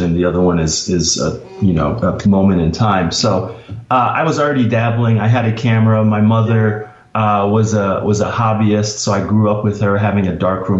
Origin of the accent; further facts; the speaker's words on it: Minneapolis, Minnesota, United States; I grew up in Minneapolis. So just as a Minneapolis kid